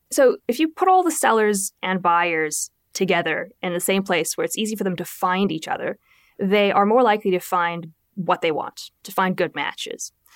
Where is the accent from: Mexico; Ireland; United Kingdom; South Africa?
South Africa; moved away; I come from from South Africa